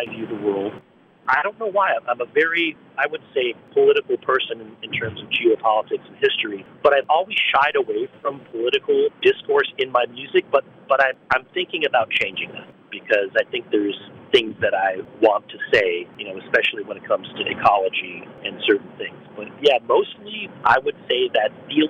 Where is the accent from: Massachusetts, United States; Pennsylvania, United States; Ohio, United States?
Pennsylvania, United States; Forest City; moved away; in my hometown, in my tiny hometown